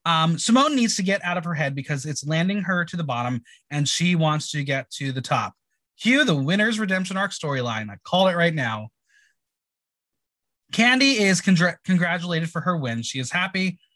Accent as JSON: {"language": "English", "region": "New Jersey", "country": "United States", "said": "we're both from Jersey."}